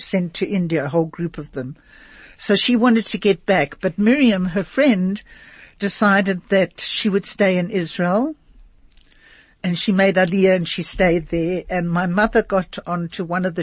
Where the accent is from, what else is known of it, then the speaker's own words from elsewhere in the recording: London, United Kingdom; now in Johannesburg, South Africa; I was born in London